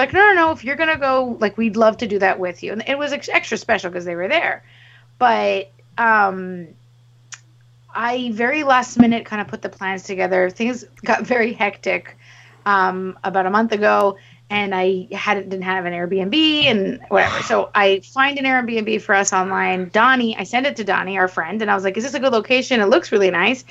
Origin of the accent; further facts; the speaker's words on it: Montreal, Quebec, Canada; we come from Montreal